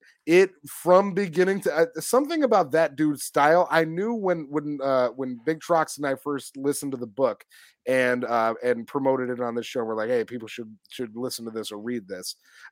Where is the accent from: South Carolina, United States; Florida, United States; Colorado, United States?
Florida, United States; Jacksonville; I was born and raised in Jacksonville, and I'm settling for $5 billion.